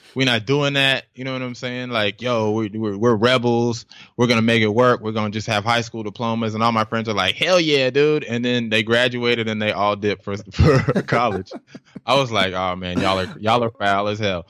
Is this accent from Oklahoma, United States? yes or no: yes; Tulsa, Oklahoma, United States; also born or lived in Bronx, New York; I think I was about like eight nine whenever we bounced from there, and then we relocated to uh, Tulsa, Oklahoma